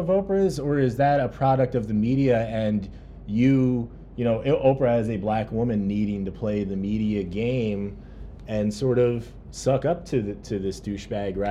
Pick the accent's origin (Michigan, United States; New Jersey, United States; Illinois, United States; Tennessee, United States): New Jersey, United States; Growing up in New Jersey